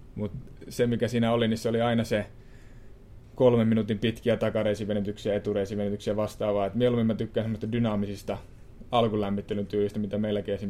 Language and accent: Finnish; Suonenjoki, North Savo, Finland; moved away; mä oon Suonejoelta pieni pitäjä